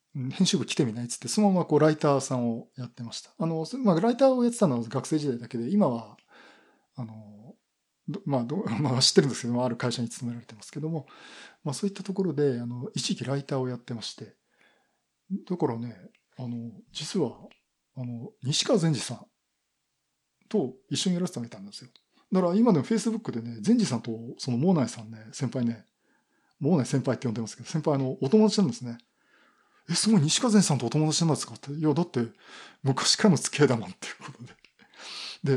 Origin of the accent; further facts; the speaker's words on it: Yokohama, Kanagawa, Japan; moved away as an adult; also born or lived in Koriyama, Fukushima; 地元は横浜